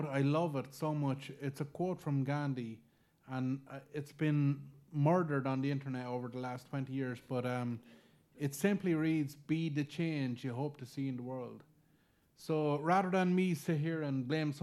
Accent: Ireland; We're Irish

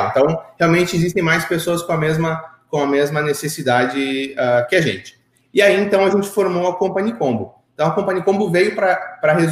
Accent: Curitiba, Paraná, Brazil; moved away as an adult; now in United States; Bom, eu tenho 34 anos, sou de Curitiba, vivi em Curitiba minha vida inteira, até, até em 2014 decidi uh, mudar-me para os Estados Unidos.

